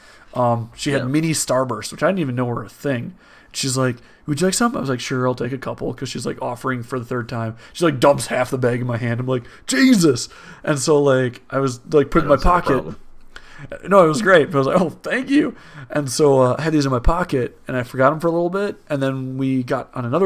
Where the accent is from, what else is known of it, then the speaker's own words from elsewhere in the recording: Wisconsin, United States; We're from Wisconsin.